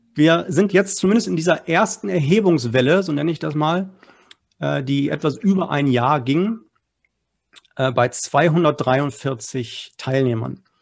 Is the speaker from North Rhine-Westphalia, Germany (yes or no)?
yes; Essen, North Rhine-Westphalia, Germany; Ich komme aus Essen. Wir sind sozusagen hier ein Ruhrgebietsverein